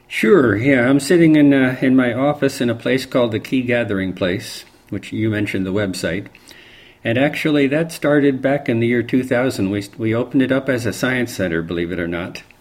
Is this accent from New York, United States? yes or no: yes; Barrytown, New York, United States; moved away; also born or lived in San Francisco / Los Angeles; I grew up in a little town in upstate New York called Barrytown